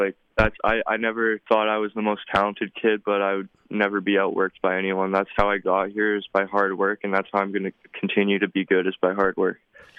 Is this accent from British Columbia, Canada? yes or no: no; Regina, Saskatchewan, Canada; my hometown, you know, Regina Rams